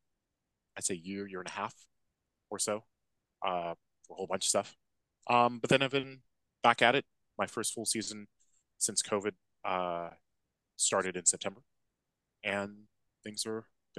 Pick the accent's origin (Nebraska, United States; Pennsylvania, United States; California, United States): California, United States; Los Angeles; moved away as an adult; also born or lived in Bay Area, California / Davis, California; now in London, United Kingdom; I'm originally from Los Angeles